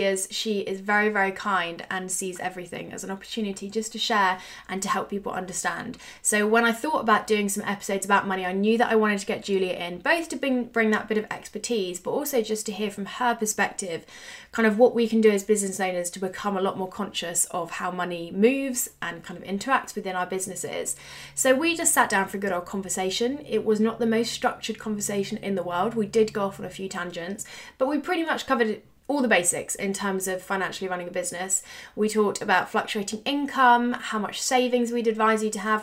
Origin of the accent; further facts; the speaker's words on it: United Kingdom; we're British